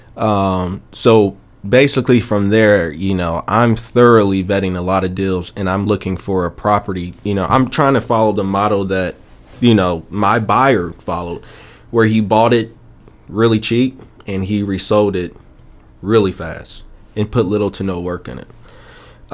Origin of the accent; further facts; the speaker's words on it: Chicago, Illinois, United States; moved away as an adult; now in Memphis, United States; I'm originally from Chicago, and uh, I moved to Memphis uh, December of uh, 2006.